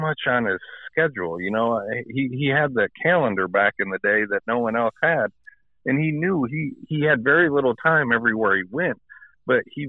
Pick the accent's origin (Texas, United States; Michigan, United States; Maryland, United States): Michigan, United States; accent: Midwestern; now in Dallas, United States; I am from Michigan.